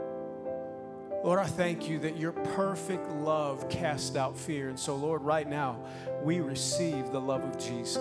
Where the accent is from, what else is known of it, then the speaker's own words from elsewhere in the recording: Minnesota, United States; moved away; also born or lived in Oklahoma / Sweden; I grew up in Minnesota or Oklahoma, then Minnesota